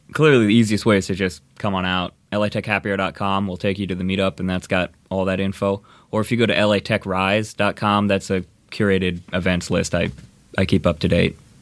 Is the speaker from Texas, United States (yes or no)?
no; Indiana, United States; moved away as an adult; now in Los Angeles, United States; I grew up in Indiana, uh, came out to L A to go to U S C